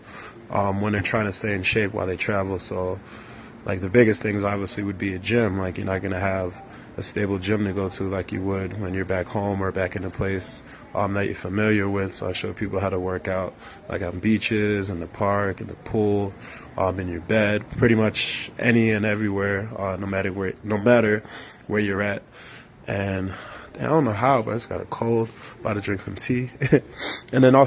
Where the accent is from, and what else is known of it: Chicago, Illinois, United States; born or raised there; moved away; also born or lived in London / Nigeria